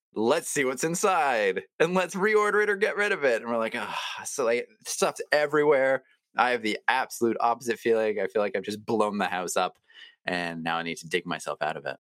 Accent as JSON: {"language": "English", "town": "Toronto", "region": "Ontario", "country": "Canada", "tie": "born or raised there", "said": "I grew up in Toronto"}